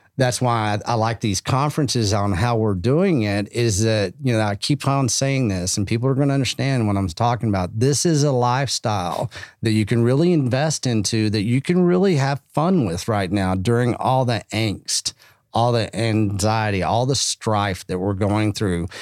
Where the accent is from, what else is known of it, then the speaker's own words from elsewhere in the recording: Texas, United States; now in Austin, United States; being Texan